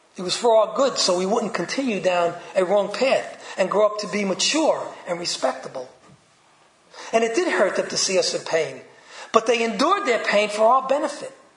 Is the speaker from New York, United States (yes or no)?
yes; New York City, New York, United States; accent: Brooklyn; my Brooklyn accent